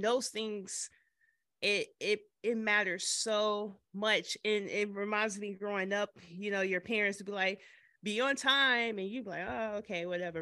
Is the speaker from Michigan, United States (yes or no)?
yes; Michigan, United States; now in Nashville, United States; I'm originally from Michigan